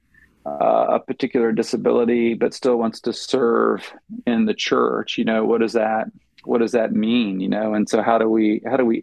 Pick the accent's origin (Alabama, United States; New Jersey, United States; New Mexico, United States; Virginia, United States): Virginia, United States; moved away as an adult; also born or lived in Oklahoma / Wisconsin / Illinois; now in Cleveland, Tennessee, United States; I grew up in Virginia